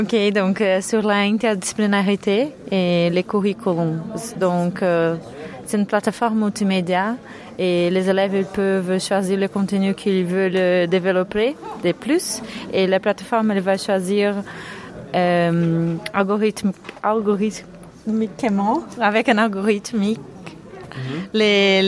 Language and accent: French; Moldova; moved away; moi, je viens de Moldavie